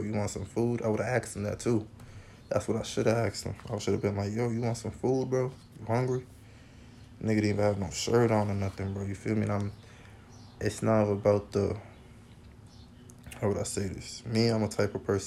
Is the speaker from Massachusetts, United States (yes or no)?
yes; Boston, Massachusetts, United States; I'm from Boston. I left Boston for a good while. Came back. I'm happy I came back. Because this is where I'm from.